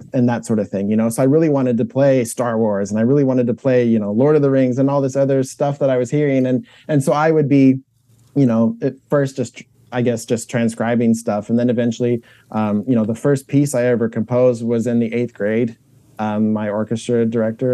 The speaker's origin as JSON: {"language": "English", "town": "Indianapolis", "region": "Indiana", "country": "United States", "tie": "born or raised there", "said": "I grew up in Indianapolis"}